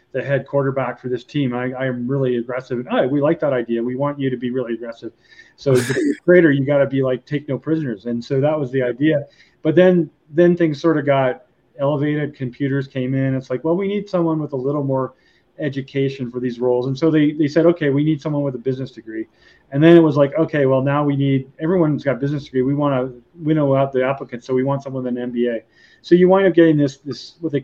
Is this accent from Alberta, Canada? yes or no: yes; Alberta, Canada; moved away as an adult; also born or lived in Eastern Canada; I grew up in Alberta